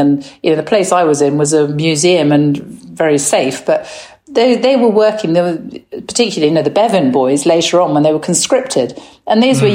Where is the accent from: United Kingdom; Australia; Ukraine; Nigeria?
United Kingdom; England; I am English